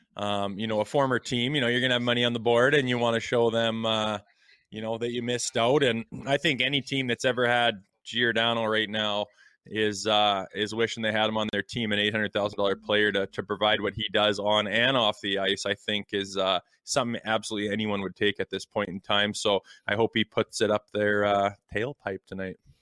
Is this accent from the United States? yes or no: no; Canada; as a Canadian hockey fan